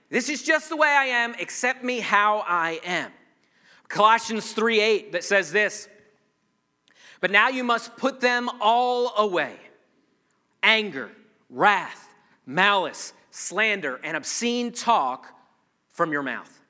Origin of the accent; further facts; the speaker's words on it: Ireland; I, am a redhead, I'm Irish, I've got all these excuses as to why I have an anger issue.